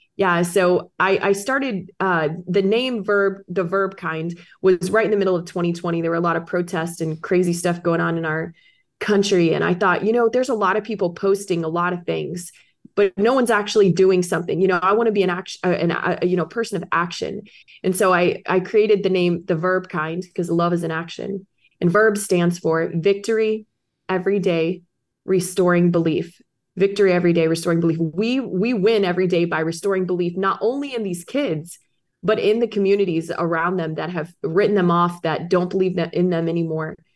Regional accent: Orlando, Florida, United States; I got back to my hometown of Orlando, Florida.

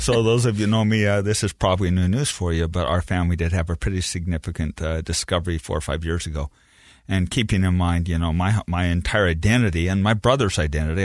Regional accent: Beaver, Utah, United States; I grew up in Beaver, Utah. I am very proud of that.

